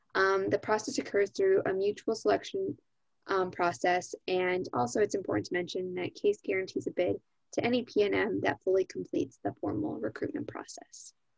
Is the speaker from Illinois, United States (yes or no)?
yes; Gurnee, Illinois, United States; moved away as an adult; now in Cleveland, United States; I'm also from Gurnee, Illinois, which is a suburb of Chicago